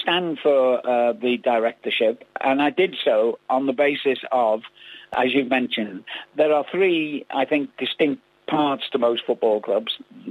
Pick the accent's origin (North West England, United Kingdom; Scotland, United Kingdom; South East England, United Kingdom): North West England, United Kingdom; Liverpool; moved away; I was brought up in Liverpool